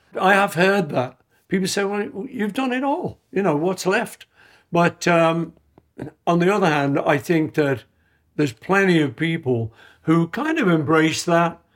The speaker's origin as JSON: {"language": "English", "town": "Liverpool", "region": "North West England", "country": "United Kingdom", "tie": "born or raised there", "said": "I grew up in Liverpool eating traditional British food"}